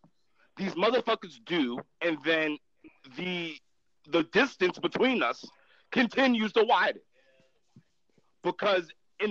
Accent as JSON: {"language": "English", "town": "Hempstead", "region": "New York", "country": "United States", "tie": "born or raised there", "moved": "yes", "lives_now": "Schenectady, United States", "said": "So, like, I live in Schenectady now. That's not my hometown of fucking Hempstead, but it is still a large Black and brown population."}